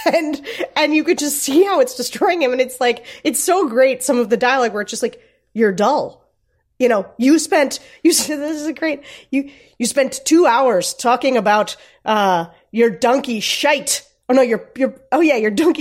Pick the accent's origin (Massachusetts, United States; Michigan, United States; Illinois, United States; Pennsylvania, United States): Pennsylvania, United States; Gettysburg; I grew up near Gettysburg, right around Gettysburg